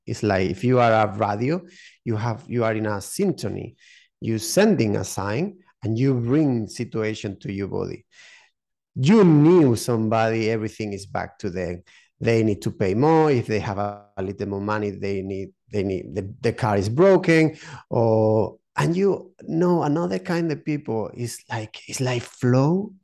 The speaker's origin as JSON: {"language": "English", "region": "southern Spain", "country": "Spain", "also_born_or_lived": "United Kingdom", "second_language": "English", "moved": "as an adult", "lives_now": "Málaga, Spain", "said": "I'm from Spain. Um, yeah, from the south of Spain"}